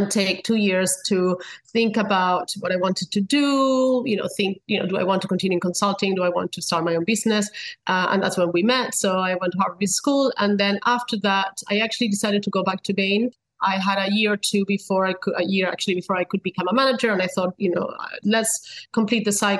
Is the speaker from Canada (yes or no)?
no; Spain; moved away as an adult; also born or lived in United States; now in London, United Kingdom; I was born and raised in Spain.